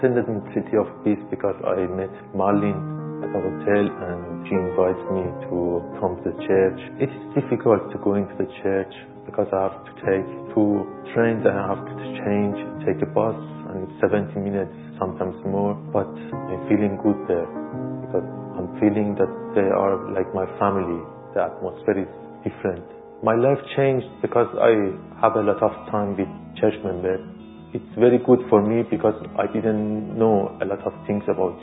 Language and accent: English; Iran; English is a second language; moved away as an adult; now in London, United Kingdom; I was born in Iran.